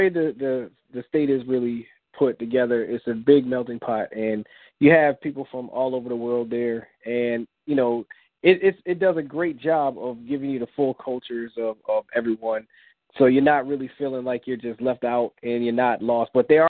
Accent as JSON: {"language": "English", "town": "Springfield", "region": "Massachusetts", "country": "United States", "tie": "born or raised there", "said": "Born and raised in Springfield, Massachusetts. I still live there with my wife and my daughter, my wife Tammy and my daughter Sydney."}